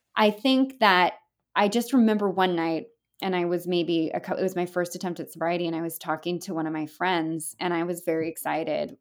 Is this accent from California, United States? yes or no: yes; California, United States; now in upstate New York, United States; I'm Californian